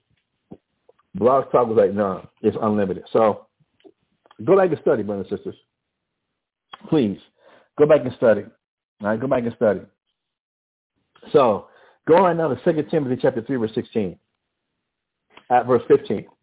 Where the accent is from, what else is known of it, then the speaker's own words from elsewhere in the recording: Albuquerque, New Mexico, United States; accent: mix of western Louisiana and West Texas; Growing up in Albuquerque, in the northeast side of Albuquerque, it's a crazy accent